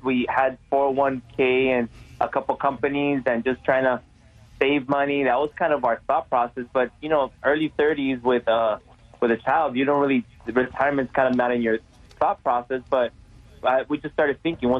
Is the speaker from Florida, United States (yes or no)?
yes; Miami, Florida, United States; now in Tulsa, United States; Myself and my sisters are first generation U.S., born and raised in Miami